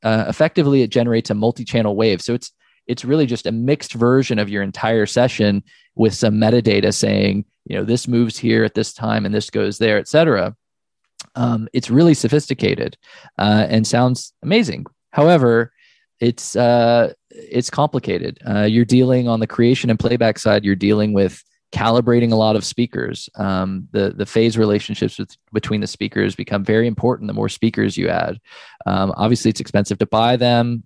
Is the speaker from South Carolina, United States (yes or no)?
no; Oklahoma, United States; I was born in Oklahoma